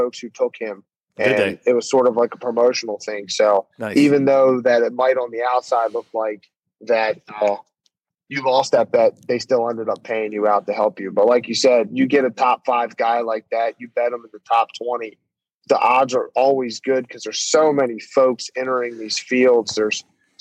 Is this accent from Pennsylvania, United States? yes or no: yes; Pennsylvania, United States; I'm from Pennsylvania here